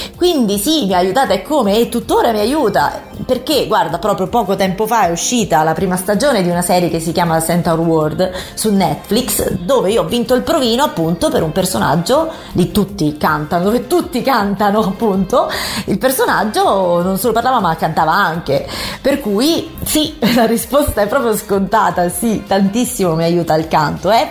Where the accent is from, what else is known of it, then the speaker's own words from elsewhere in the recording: Querceta, Tuscany, Italy; moved away as an adult; now in Rome, Italy; sono nata in un paesino della Toscana vicino a Forte dei Marmi, Querceta in provincia di Lucca